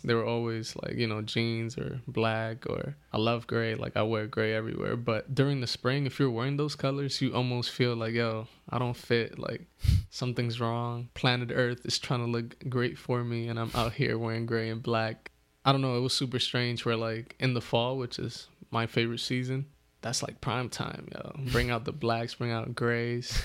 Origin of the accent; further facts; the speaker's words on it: East Coast, United States; growing up in the East Coast